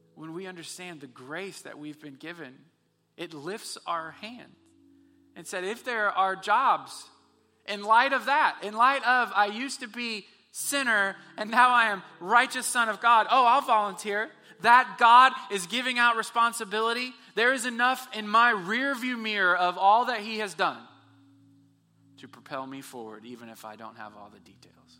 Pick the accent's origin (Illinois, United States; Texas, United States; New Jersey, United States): Texas, United States; We're from Texas